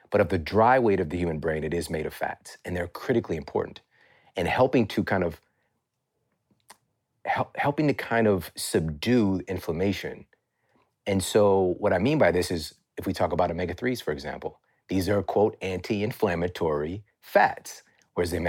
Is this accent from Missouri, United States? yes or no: yes; Ferguson, Missouri, United States; I'm from Ferguson, Missouri. Like, it's crazy that I'm even in this position right, right now.